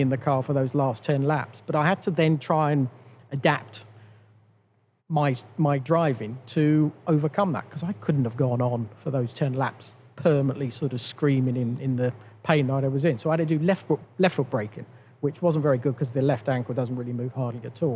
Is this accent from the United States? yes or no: no; United Kingdom; all of us as British drivers